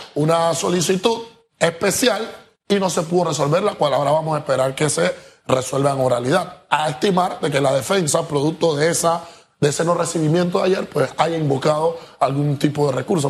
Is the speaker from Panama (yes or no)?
yes; Panama; yo como panameño, amante a mi, a mi república